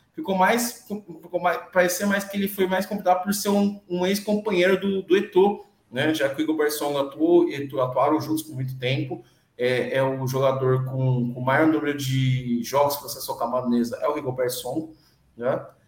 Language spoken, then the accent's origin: Portuguese; Brazil; eu sou filho de imigrantes nigerianos, nascido aqui no Brasil, mas sou nigeriano